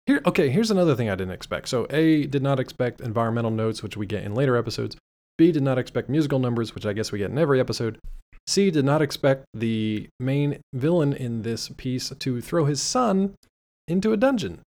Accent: United States; we're American

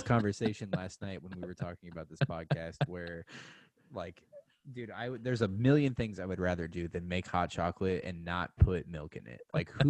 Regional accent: Salem, Illinois, United States; now in Omaha, United States; my hometown in Salem, Illinois

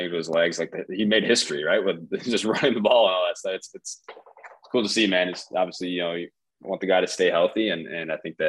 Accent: 30 minutes south of Green Bay, Wisconsin, United States; also born or lived in Chicago, Illinois; I was born in Chicago. I lived in Wisconsin my whole life. Grew up 30 minutes south of Green Bay

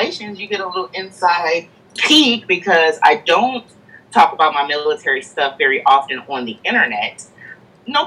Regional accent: St. Louis, Missouri, United States; moved away as an adult; I'm also from St. Louis, Missouri. Mm-hmm. So I'm born and raised from a very Midwestern area

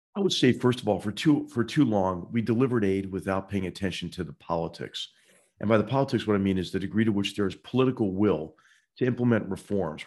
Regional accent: Philadelphia, Pennsylvania, United States; moved away; my hometown of Philadelphia

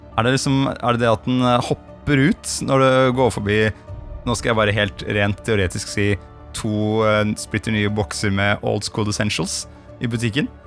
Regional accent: Gran, Innlandet, Norway; moved away; da jeg bodde hjemme på Gran, så var det sånn at vi hadde to jorder overfor og nede for huset

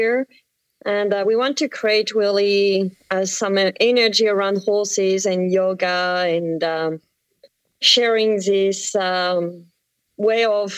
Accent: France; accent: French; English is a second language; moved away as an adult; now in Belchertown, United States; you may hear with my accent, I come from France.

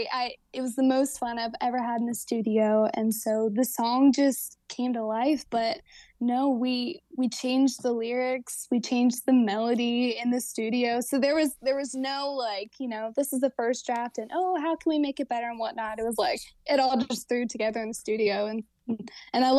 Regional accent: Southern Maryland, United States; now in Nashville, United States; I grew up in Southern Maryland

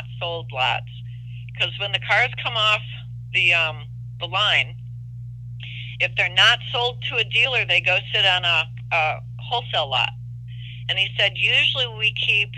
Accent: Detroit, Michigan, United States; I come from Detroit

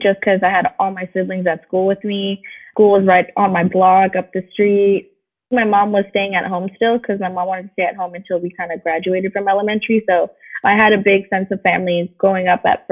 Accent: San Francisco, California, United States; I'm born and raised in San Francisco

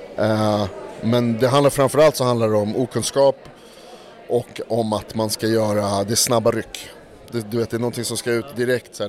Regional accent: Stockholm, Stockholm County, Sweden; jag är från Stockholm, jag är från Stockholms innerstad

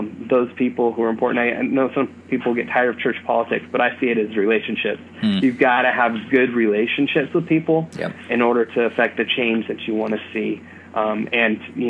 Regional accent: California, United States; moved away as an adult; now in Bloomfield, Indiana, United States; I'm from California

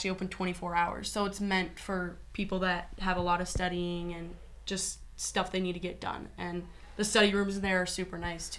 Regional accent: Minnesota, United States; moved away as an adult; now in Lincoln, United States; I am from the Midwest, but Minnesota is a very liberal state

